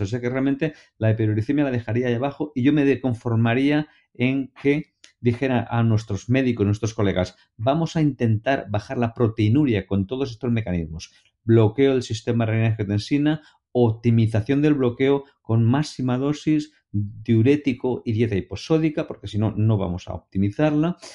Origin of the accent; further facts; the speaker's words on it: Valencia, Valencian Community, Spain; en Valencia, en mi tierra, cuando somos muy jovencitos, muy pequeñitos, de niños, ya nos ponen a estudiar música